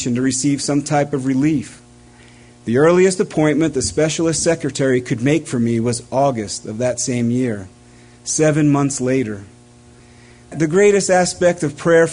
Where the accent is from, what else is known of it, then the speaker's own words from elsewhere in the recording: East Coast, United States; It was common growing up on the East Coast to drive down to the New Jersey shore